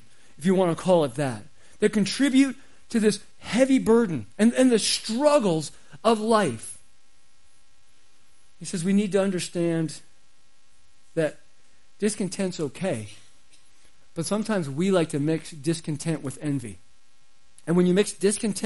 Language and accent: English; Arizona, United States; I grew up in Arizona